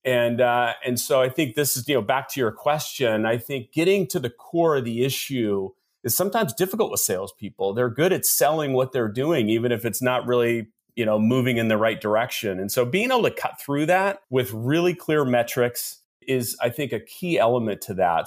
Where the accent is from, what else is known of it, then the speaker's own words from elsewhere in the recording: Seattle, Washington, United States; I am actually born and raised in Seattle, Washington